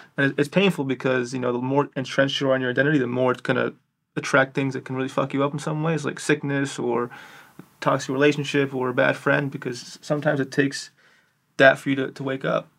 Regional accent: New York City, New York, United States; I'm from New York City

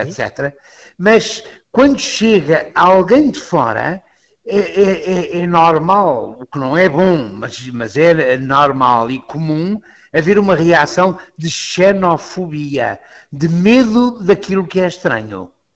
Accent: Lisbon, Portugal; eu sou jesuíta, eu sou lisboeta

